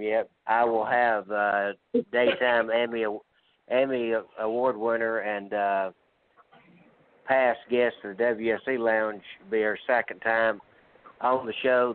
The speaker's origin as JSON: {"language": "English", "region": "Georgia", "country": "United States", "tie": "born or raised there", "said": "we're from Georgia"}